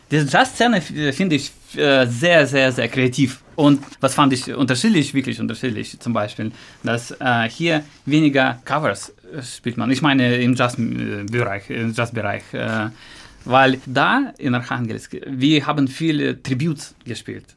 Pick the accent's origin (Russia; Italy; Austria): Russia; German is a second language; moved away as an adult; also born or lived in Arkhangelsk; now in Frankfurt, Germany; mein Heimatland